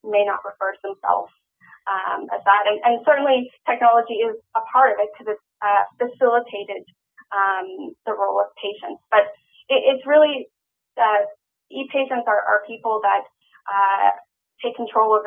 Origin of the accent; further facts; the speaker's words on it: Cape Town, Western Cape, South Africa; I was born in Cape Town, South Africa in 1983